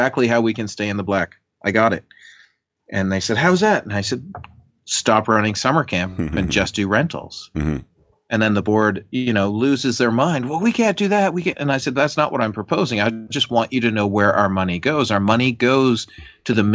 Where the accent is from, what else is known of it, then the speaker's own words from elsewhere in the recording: Canada; As a Canadian who lives by the border